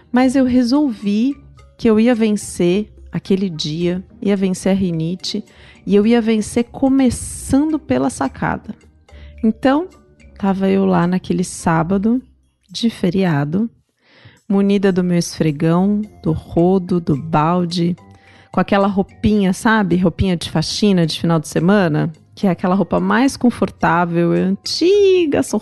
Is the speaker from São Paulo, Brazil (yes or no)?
yes; São Paulo, Brazil; Na verdade, eu sou do interior, do interior de São Paulo, mas perto. Meus pais continuavam morando no interior.